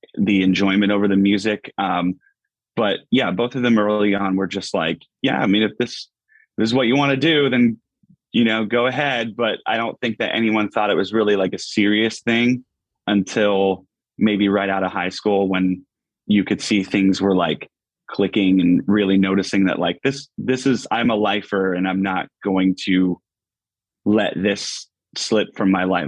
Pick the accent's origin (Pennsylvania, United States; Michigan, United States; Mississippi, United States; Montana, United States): Pennsylvania, United States; Pittston; moved away as an adult; a little little suburb outside called Pittston, um, Pittston, Pennsylvania. Um, yeah, so that's where I've I've been born. I lived here